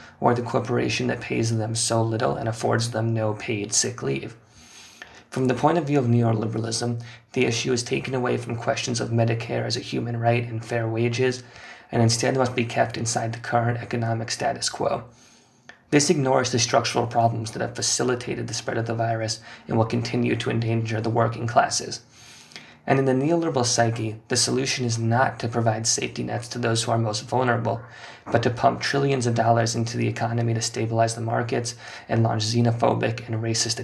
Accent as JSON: {"language": "English", "country": "United States", "moved": "yes", "lives_now": "London, United Kingdom", "said": "As an American living in London"}